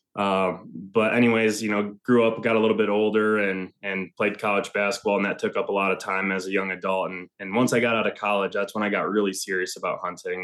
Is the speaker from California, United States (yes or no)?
no; Northern Michigan, United States; moved away as an adult; also born or lived in Ann Arbor, Michigan; now in Ohio, United States; I'm currently living in North Central Ohio. Um, I'm originally from Northern Michigan